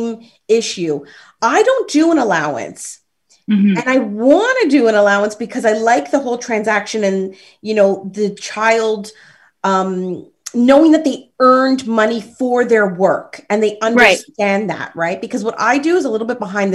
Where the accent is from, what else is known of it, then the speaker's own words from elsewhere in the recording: Toronto, Ontario, Canada; At the age of 10, I was living in Rexdale and born and raised in Rexdale